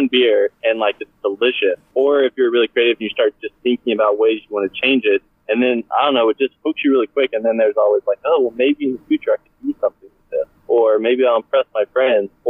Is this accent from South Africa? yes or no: no; Austin, Texas, United States; also born or lived in Portland, Oregon; I'm from Austin, but moved up to Portland, Oregon for a couple of years